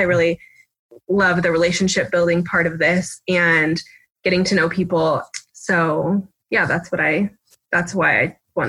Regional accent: Oregon, United States; moved away as an adult; now in Annapolis, United States; I studied journalism at the University of Oregon. I'm from Oregon, so I also did my undergrad in Oregon as well.

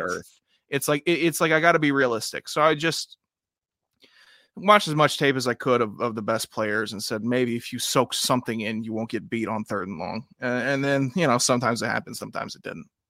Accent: Mid-Atlantic, United States; I'm from the Mid-Atlantic region. Uh, uh, we have no accent.

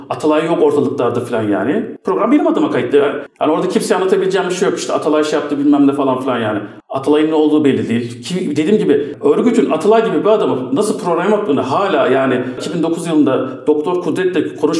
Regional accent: United States; E çünkü Amerikalıyım ben.

